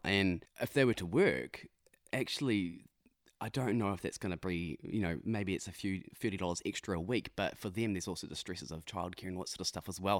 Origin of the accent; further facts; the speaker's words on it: Ruakaka, Northland, New Zealand; also born or lived in Whangarei; I grew up in Whangarei, just a little bit south of Whangarei, a place called, um, Ruakaka.